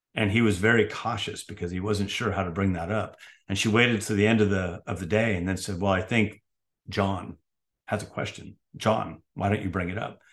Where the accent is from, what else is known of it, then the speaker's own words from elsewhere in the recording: San Francisco, California, United States; moved away; I grew up in San Francisco, California